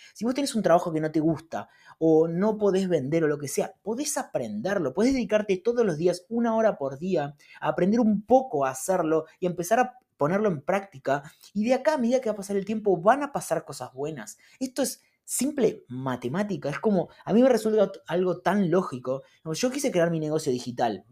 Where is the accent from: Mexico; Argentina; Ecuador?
Argentina; los argentinos vivimos eh, todo el tiempo corriendo atrás de la plata